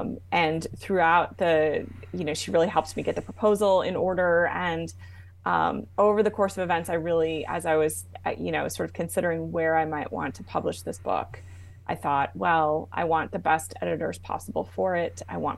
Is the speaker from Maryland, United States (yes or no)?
no; Arizona, United States; also born or lived in New Jersey / Germany; I was born in New Jersey. And when my parents separated, my mother moved us to Arizona, where her parents had retired to from DC. So, and then from there, actually, we moved to Germany for a little while.